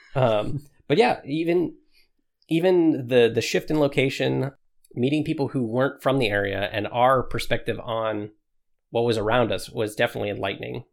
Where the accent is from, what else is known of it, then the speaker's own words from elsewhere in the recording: Washington, United States; moved away as an adult; I grew up in Washington all of my life.